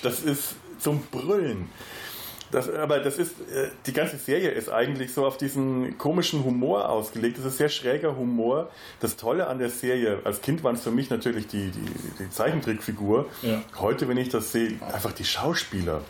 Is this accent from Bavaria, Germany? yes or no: yes; Franconia, Bavaria, Germany; als äh, gebürtiger Franke bin ich in äh, Bayern groß geworden, äh, allerdings nicht in einem Gebiet, in dem bayerisch gesprochen wurde